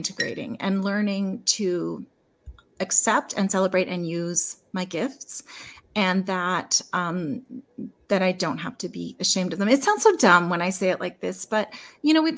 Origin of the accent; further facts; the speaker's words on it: Lethbridge, Alberta, Canada; I'm in Lethbridge